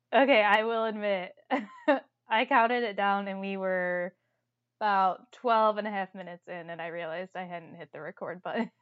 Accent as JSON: {"language": "English", "town": "Toledo", "region": "Ohio", "country": "United States", "said": "I'm from Toledo, Ohio"}